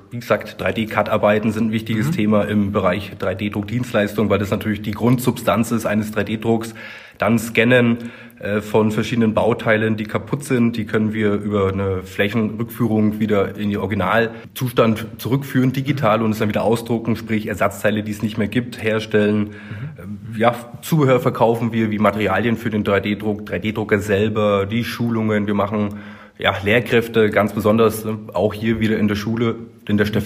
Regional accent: Berlin, Germany; born there; 35 Jahre alt, ledig, kinderlos, nicht geschieden äh, also noch zu haben, 1984 geboren in Berlin-Köpenick.

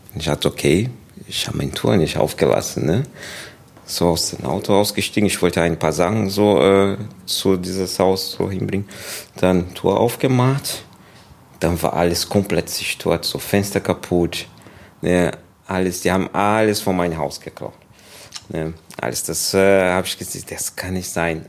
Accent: Brazil; German is a second language; also born or lived in England; now in Germany; Und dann bin ich in Brasilien aufgewachsen dann, ja, und 2001, dann bin ich hier gekommen.

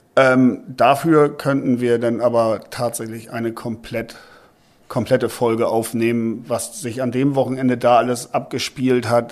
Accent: Hamburg, Germany; bei uns in Hamburg

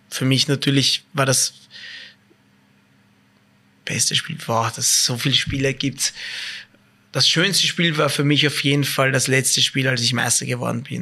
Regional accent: Vienna, Austria; Als Wiener, sorry, ich bin noch immer Wiener, muss ich einfach sagen, beides.

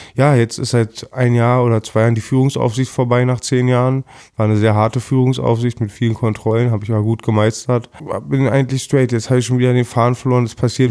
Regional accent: Berlin, Germany; also born or lived in Lankwitz, Berlin; Ich bin 1979 in Berlin geboren, im Krankenhaus in Wilmersdorf meines Erachtens, bin gebürtiger Schöneberger, das war, ich bin im alten Schöneberg aufgewachsen

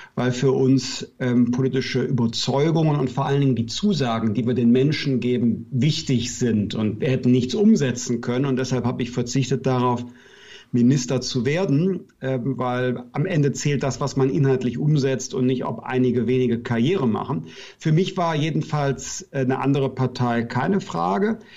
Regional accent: Bergisches Land, North Rhine-Westphalia, Germany; Ich komme aus dem Bergischen Land, das ist nordöstlich von Köln

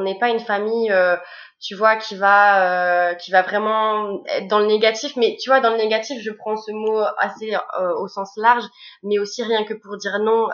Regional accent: Bordeaux, Nouvelle-Aquitaine, France; je suis de Bordeaux

